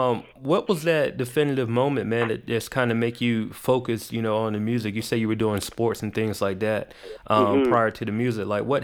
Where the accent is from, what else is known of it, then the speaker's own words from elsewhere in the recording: the South, United States; I'm from the South, definitely. Right? I'm from the South.